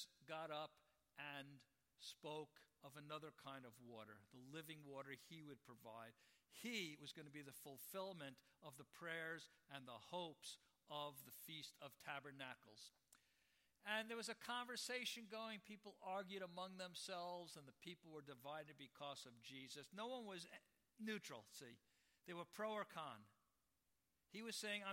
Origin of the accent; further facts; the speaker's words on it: New York, United States; now in San Francisco, United States; I'm from New York. The wildest animal I ever saw growing up was a pigeon